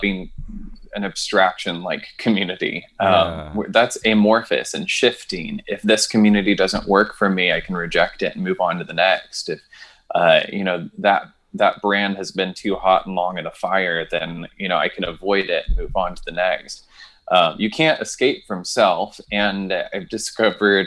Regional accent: New Jersey, United States; I was born somewhere in New Jersey

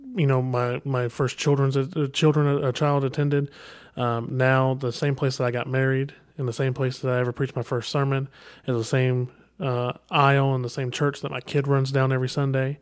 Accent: Kentucky, United States; I'm from Kentucky, all right? We don't say the I and G

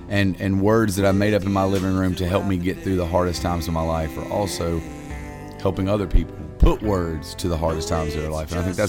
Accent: Reidsville, North Carolina, United States; now in Raleigh, United States; Reidsville, North Carolina. Yeah, I lived the first 18 years of my life born and raised in Reidsville, and then moved to Raleigh, North Carolina for college and never left. I've been there for 20 years now

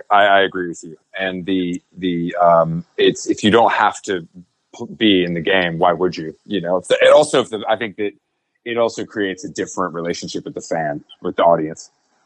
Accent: the South, United States; like growing up in the South particularly, you know.

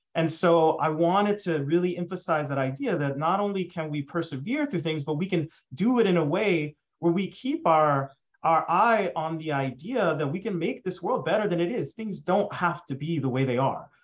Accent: Dallas, Texas, United States; I grew up in Dallas, Texas

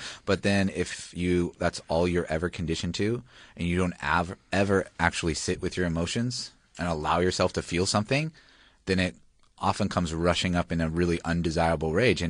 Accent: Hawaii, United States; moved away as an adult; also born or lived in Australia; now in Melbourne, Australia; I'm originally from Hawaii

